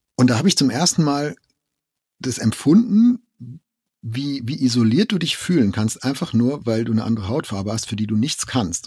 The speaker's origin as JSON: {"language": "German", "country": "Germany", "said": "in meinen Jugendjahren, jetzt ne, 80er, wo ich aufgewachsen bin, hatte ich nicht den Eindruck, dass wir in Deutschland eine irgendwie eine globalisierte Kultur waren"}